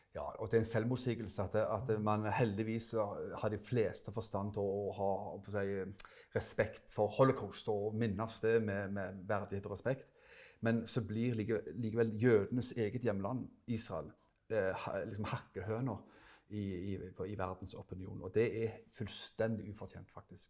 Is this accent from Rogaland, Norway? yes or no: yes; Stavanger, Rogaland, Norway; moved away as an adult; now in Froland, Norway; Som du hører, så er jeg fra Stavanger